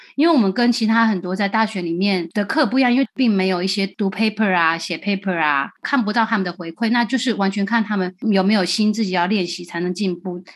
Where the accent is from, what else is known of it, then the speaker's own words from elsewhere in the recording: Taiwan; moved away as an adult; now in United States; 我长大在台湾当老师带乐团